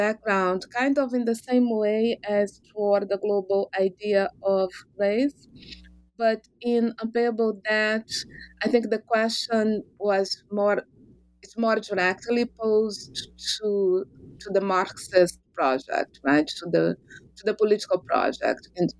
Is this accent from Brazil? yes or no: yes; Rio de Janeiro, Brazil; I am originally from Brazil, from Rio de Janeiro.